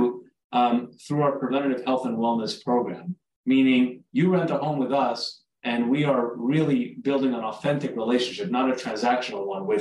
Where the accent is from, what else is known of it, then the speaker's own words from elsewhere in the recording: South Florida, United States; also born or lived in Uruguay; I'm originally from Uruguay, South America. I grew up in South Florida